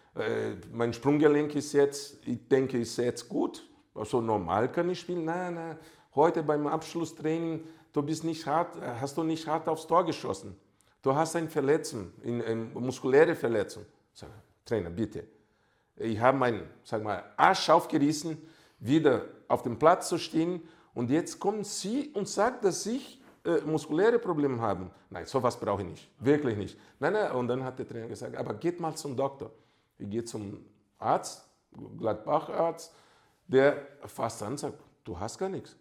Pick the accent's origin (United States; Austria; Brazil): Brazil; German is a second language; moved away as an adult; also born or lived in Germany; ich bin halt Brasilianer